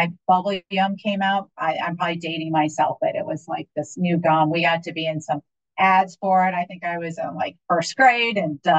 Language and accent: English; Minneapolis, Minnesota, United States; born there; also born or lived in Midwest; I was born in Minneapolis, Minnesota.